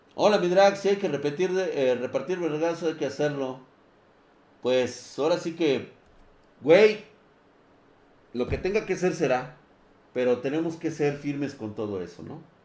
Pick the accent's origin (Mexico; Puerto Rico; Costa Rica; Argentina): Mexico; estamos como sociedad mexicana